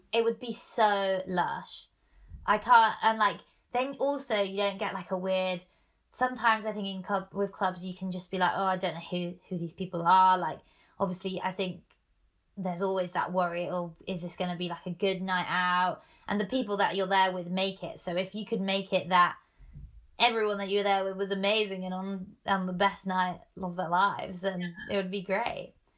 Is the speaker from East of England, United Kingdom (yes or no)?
yes; Norwich, East of England, United Kingdom; moved away as an adult; now in Manchester, United Kingdom; back in Norwich, where I grew up, my hometown